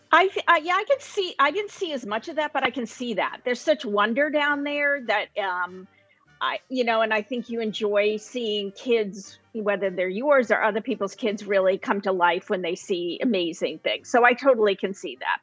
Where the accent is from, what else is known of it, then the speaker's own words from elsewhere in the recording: Portland, Maine, United States; I'm from the Portland, Maine area, which is the southern part of Maine.